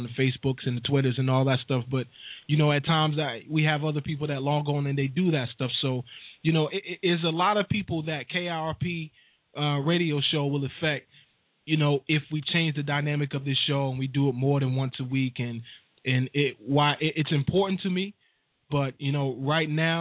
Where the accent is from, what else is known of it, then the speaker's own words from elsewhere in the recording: United States; I definitely love the country that I know is mine, that I was born in from a sibling up. And from an infant up